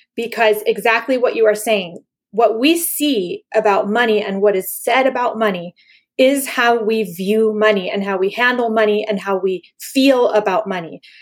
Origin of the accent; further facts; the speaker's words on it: Panama; I grew up in Panama when it was a dictatorship